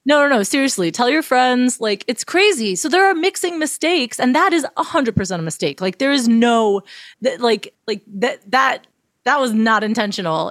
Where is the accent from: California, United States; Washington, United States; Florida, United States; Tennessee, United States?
Florida, United States; Miami; moved away; I'm originally from Miami. Um, that's where I was living at the time